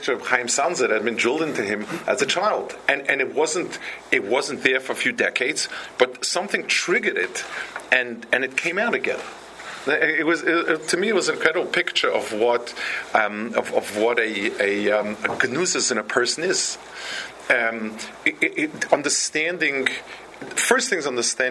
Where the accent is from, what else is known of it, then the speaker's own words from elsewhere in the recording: New York City, New York, United States; also born or lived in Lakewood, New Jersey; Where I grew up on the Lower East Side, there was a Chassidish Rebbe